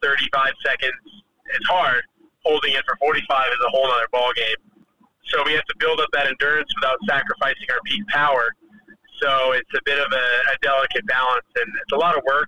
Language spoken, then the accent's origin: English; Las Vegas, Nevada, United States; I'm from Vegas